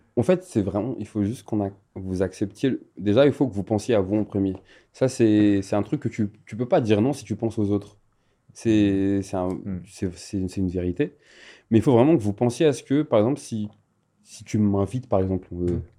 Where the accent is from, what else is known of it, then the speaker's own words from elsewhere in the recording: Madagascar; je viens de Madagascar